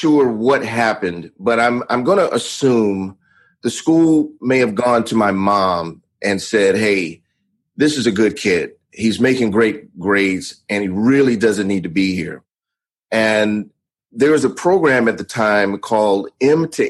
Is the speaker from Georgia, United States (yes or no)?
yes; Atlanta, Georgia, United States; also born or lived in Miami / Las Vegas; I was actually born in Atlanta, Georgia. And I grew up here for the majority of my youth